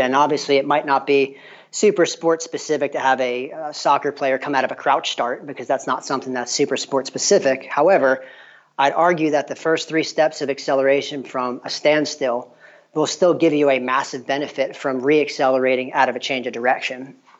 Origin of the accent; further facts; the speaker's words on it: New York, United States; moved away as an adult; also born or lived in Tennessee; now in LaGrange, United States; I'm actually from the Northeast. I grew up in New York